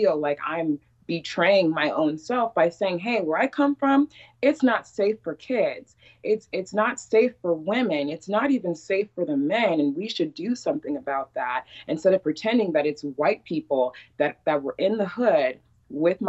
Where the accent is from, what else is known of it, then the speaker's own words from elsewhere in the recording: Iowa, United States; also born or lived in Chicago, Illinois; They decided to keep us, which is my parents in Iowa. So that was when I was 4 and 5. I was born in Chicago